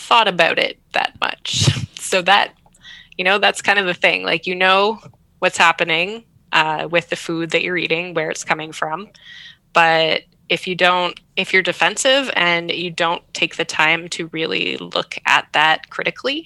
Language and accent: English; Canada; I'm living in Canada, I'm Canadian